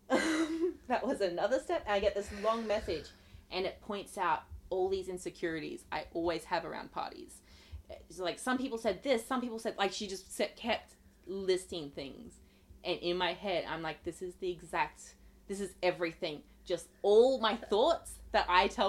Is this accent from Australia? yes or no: yes; Australia; also born or lived in Sydney; I'm from Australia.